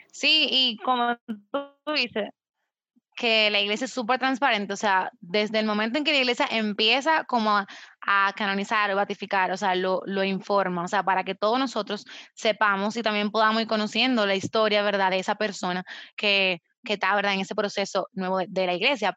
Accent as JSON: {"language": "Spanish", "country": "Dominican Republic", "said": "soy de República Dominicana, una pequeña isla en el Caribe"}